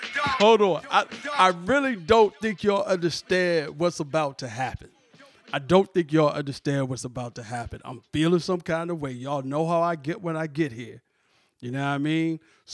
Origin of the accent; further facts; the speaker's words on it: Virginia, United States; Shout out to Virginia, my hometown.